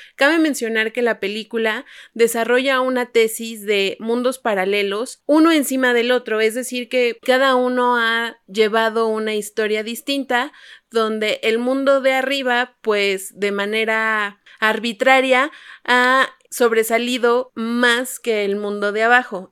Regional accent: Mexico; tenemos compatriotas mexicanos

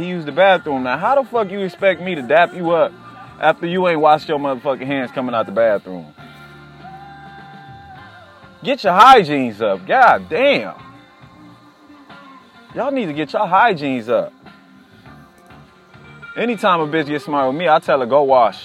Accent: California, United States; now in Durham, United States; I'm from California

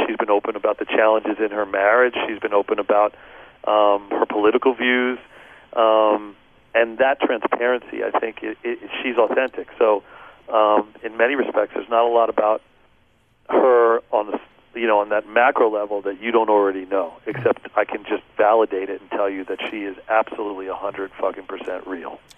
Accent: Philadelphia, Pennsylvania, United States; moved away; I grew up in outside of Philadelphia until I was about eight years old. Our house burned down. My parents got divorced, and we moved into the inner city in Philly

